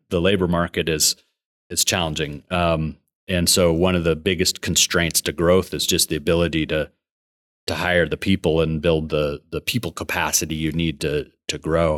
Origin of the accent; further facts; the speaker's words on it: Billings, Montana, United States; I was born and raised in Billings